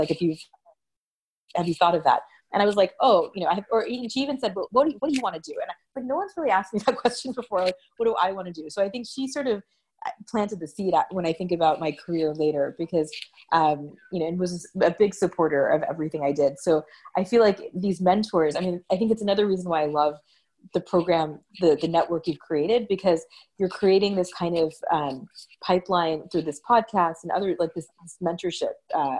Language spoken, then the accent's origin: English; Texas, United States; So I grew up in Texas.